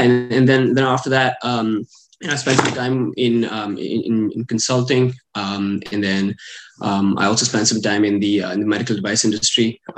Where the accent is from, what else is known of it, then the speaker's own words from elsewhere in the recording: India; English is a second language; also born or lived in Middle East; I'm from India, but I kind of grew up a little bit all over the place. I grew up in a few different cities in India, and I also spent some time in the Middle East when I was growing up.